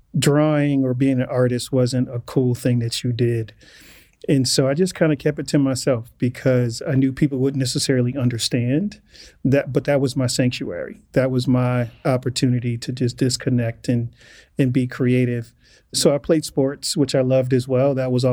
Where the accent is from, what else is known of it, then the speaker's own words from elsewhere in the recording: Joliet, Illinois, United States; So I think she was looking at the weather first and then just our environment that we were growing up in Joliet.